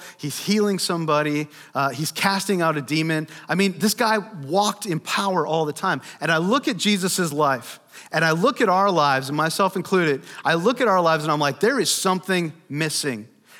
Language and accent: English; United States; American Christians